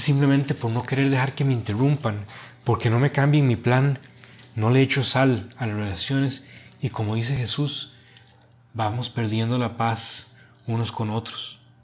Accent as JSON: {"language": "Spanish", "country": "Costa Rica", "tie": "born or raised there", "moved": "yes", "lives_now": "Monterrey, Mexico", "said": "soy originario de Costa Rica y viviendo ahora en Monterrey"}